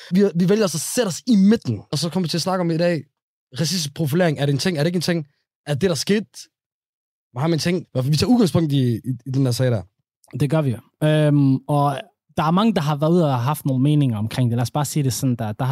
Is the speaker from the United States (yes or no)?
no; Somalia; jeg cykler, jeg er somalier.